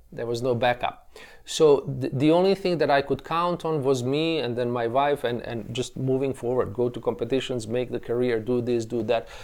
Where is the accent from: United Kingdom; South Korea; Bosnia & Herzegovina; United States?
Bosnia & Herzegovina; Tuzla, Federation of Bosnia and Herzegovina; they enrolled me in a, in a music school in my hometown, as you mentioned earlier, of, of, uh, Tuzla, uh, situated in nor-, northeastern